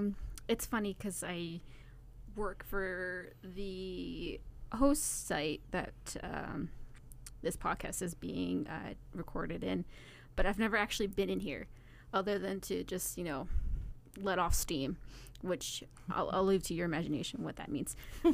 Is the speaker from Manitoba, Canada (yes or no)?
yes; Thompson, Manitoba, Canada; born there; also born or lived in Crane River / Winnipeg / Brandon; we've lived pretty much all over Manitoba. I was born in Thompson. I lived in Crane River, Winnipeg, Brandon.